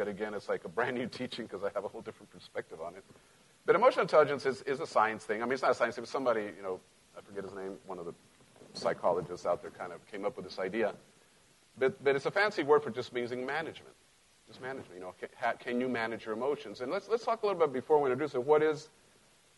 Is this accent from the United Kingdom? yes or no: no; Mexico; now in United States; I grew up in Mexico